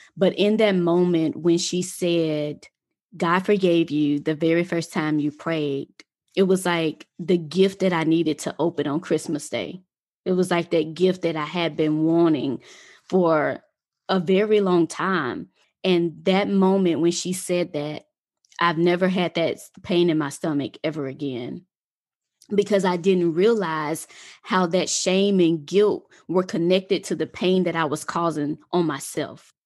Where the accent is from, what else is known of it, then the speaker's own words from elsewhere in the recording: Mississippi, United States; moved away; also born or lived in Atlanta; I'm originally from Mississippi, and living in Mississippi was it was an experience.